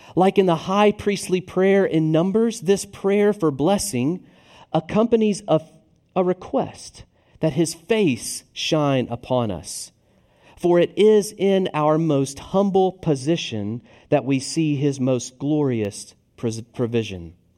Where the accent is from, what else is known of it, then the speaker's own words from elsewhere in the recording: Tennessee, United States; now in Richmond, United States; I'm from the South, namely Tennessee